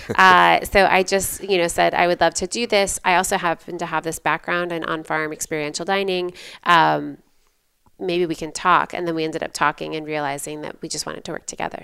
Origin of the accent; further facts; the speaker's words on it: about twenty miles south of Holland, Western Michigan, United States; also born or lived in Ann Arbor, Michigan; I grew up in Western Michigan, um, about twenty miles south of Holland, Michigan